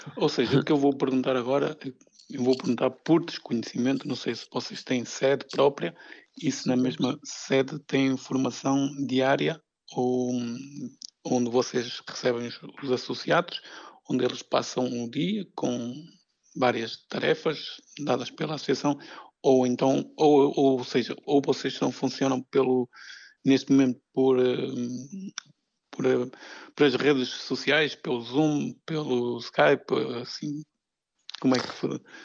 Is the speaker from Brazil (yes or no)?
no; Vila Nova de Famalicão, Norte, Portugal; eu que sou aqui do Norte, sou de, aqui de Vila Nova de Famalicão